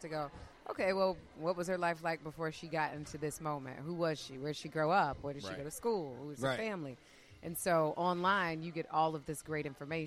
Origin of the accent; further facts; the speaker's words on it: Detroit, Michigan, United States; I'm from Detroit